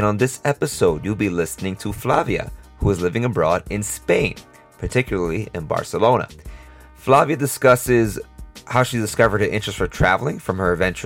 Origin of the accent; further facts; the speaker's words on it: New York, United States; I'm from New York.